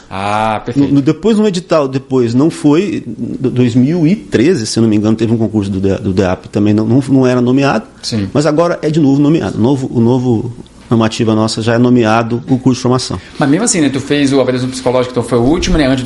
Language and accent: Portuguese; Paraná, Brazil; Paraná, eu vim do Paraná, enfim, gente de todo lado